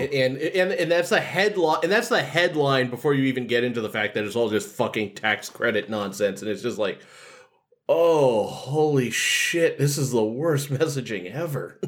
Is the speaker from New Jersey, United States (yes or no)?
no; Massachusetts, United States; I'm from Massachusetts